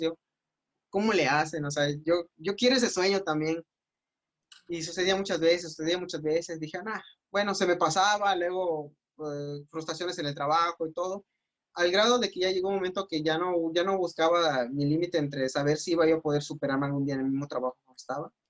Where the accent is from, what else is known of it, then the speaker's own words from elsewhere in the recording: Mérida, Yucatán, Mexico; soy de Mérida